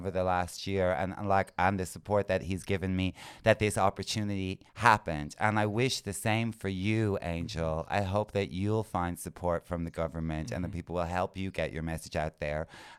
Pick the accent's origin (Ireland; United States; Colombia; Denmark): Ireland; I've been on this planet for nearly 50 years. And when I grew up in Catholic Ireland in the 80s and 90s